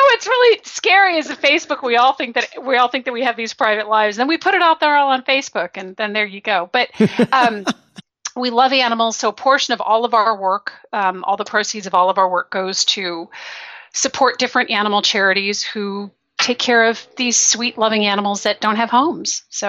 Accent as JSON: {"language": "English", "country": "Belgium", "tie": "born or raised there", "said": "Well, I grew up in Belgium. I was there for 10 years."}